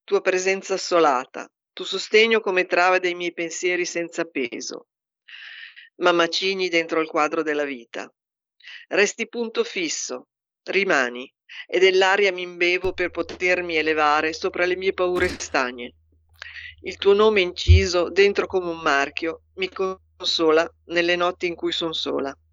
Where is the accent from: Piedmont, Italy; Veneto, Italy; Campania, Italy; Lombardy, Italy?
Lombardy, Italy; Milan; born there; now in Pavia, Italy; io sono nata a Milano.